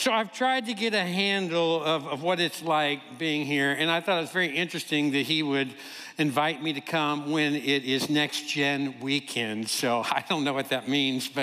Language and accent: English; Kentucky, United States; I am from Kentucky